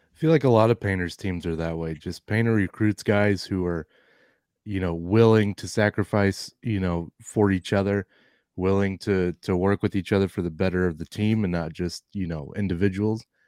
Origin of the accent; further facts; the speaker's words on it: Ohio, United States; born and raised in Ohio, lives in Ohio